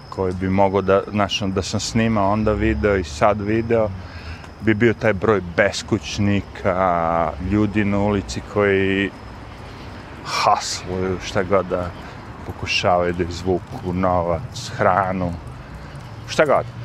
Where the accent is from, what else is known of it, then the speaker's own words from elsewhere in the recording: Serbia; now in New York, United States; Ja, kao neki lik koji dolazim iz Srbije